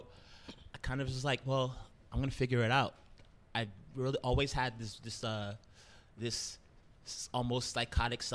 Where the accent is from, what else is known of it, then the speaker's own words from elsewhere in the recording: New York City, New York, United States; born and raised in Brooklyn. I'm from a little neighborhood called East New York